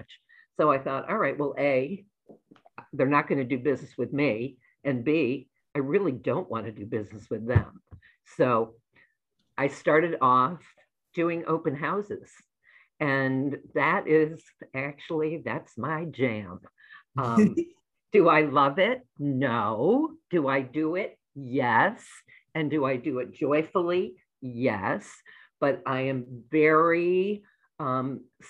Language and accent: English; New England, United States; moved away as an adult; now in Chicago, United States; I grew up in New England. My whole life was New England. And then I moved to Chicago when I got married